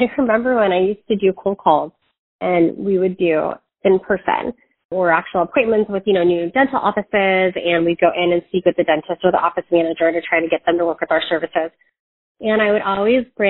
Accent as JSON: {"language": "English", "town": "Medina", "region": "Washington", "country": "United States", "tie": "born or raised there", "also_born_or_lived": "Southern California / San Diego, California", "moved": "as an adult", "lives_now": "California, United States", "said": "we moved up to Washington, and I grew up in Medina, Washington."}